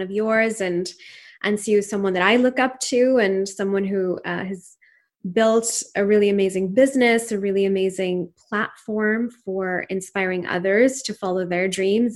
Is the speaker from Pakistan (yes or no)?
yes; Pakistan; first language Urdu; English is a second language; moved away as an adult; now in United States; family in Pakistan, and I grew up there until I was eighteen years old